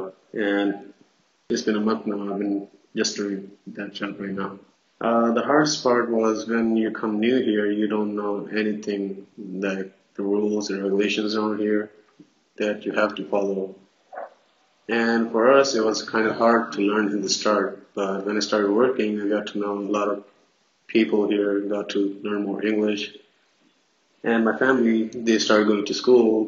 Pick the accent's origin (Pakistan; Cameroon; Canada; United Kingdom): Pakistan; now in Buffalo, United States